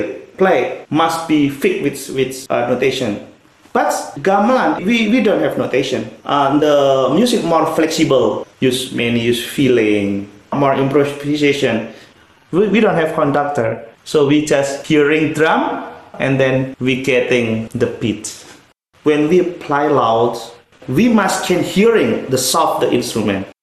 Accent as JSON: {"language": "English", "region": "Central Java", "country": "Indonesia", "second_language": "English", "moved": "as an adult", "lives_now": "Beijing, China", "said": "I came from the Sulu in the Central Java."}